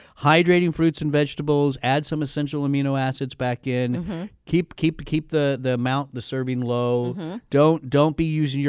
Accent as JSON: {"language": "English", "country": "United States", "said": "because I'm an American."}